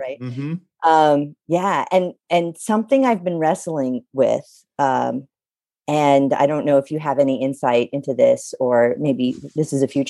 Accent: Louisiana, United States; I know I don't sound like I'm from Louisiana, but I really am.

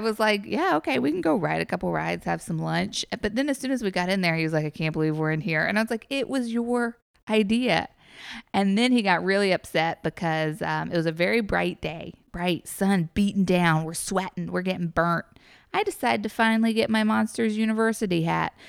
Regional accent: New York, United States; now in Los Angeles, United States; I'm from New York

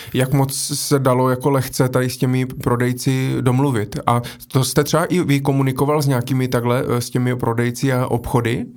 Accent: Brno, South Moravian Region, Czechia; jsem jako z Brna

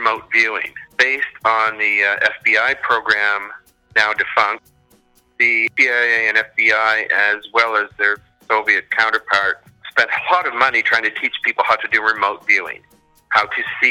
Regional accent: New Brunswick, Canada; moved away as an adult; now in Toronto, Canada; I live in Toronto, but I'm from New Brunswick. I grew up there and I went to university there

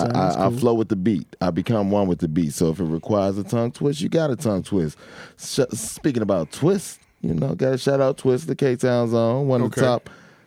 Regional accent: Chicago, Illinois, United States; It's where I'm born and raised. Every time I go somewhere, you know, I don't say I'm from Chicago. I let people know I'm from the West Side of Chicago.

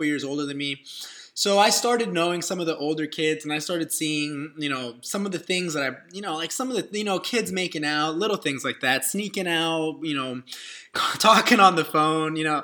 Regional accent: Dallas, Texas, United States; I'm from a small suburb of Dallas, Texas

